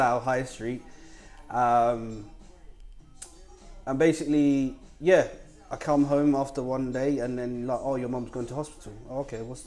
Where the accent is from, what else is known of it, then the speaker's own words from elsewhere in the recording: Zimbabwe; moved away; also born or lived in Victoria Falls, Zimbabwe; I'm originally from Zimbabwe